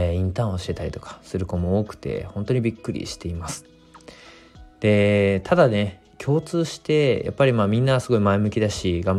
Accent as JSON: {"language": "Japanese", "region": "Fukushima", "country": "Japan", "tie": "born or raised there", "said": "自分がやりたいことはこの地元の福島というところの活性化だし、えー、この福島という地域で働くことが自分のやりたいことだと思って"}